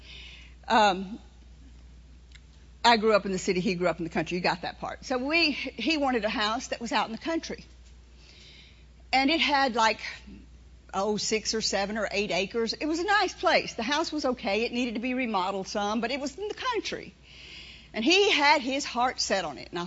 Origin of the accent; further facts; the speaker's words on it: New Orleans, Louisiana, United States; moved away; I was born in New Orleans, in the city of New Orleans. And I grew up there